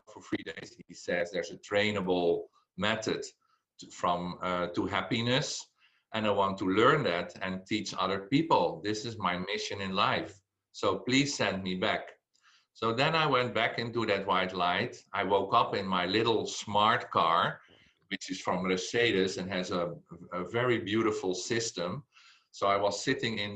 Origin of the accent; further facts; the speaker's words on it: Belgium; I said, Belgium